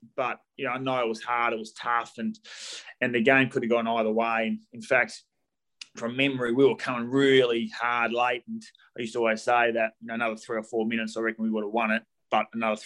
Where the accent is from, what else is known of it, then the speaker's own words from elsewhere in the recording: Bassendean, Western Australia, Australia; the Swan Districts, which was my Waffle club growing up in Bassendean